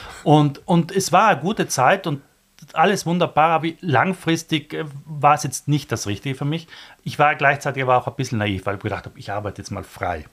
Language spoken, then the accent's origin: German; South Tyrol, Trentino-Alto Adige, Italy; moved away as an adult; now in Vienna, Austria; ich komme aus Südtirol